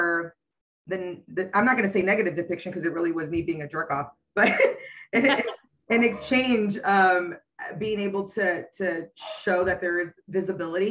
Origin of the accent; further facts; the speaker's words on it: West Coast, United States; I'm from the West Coast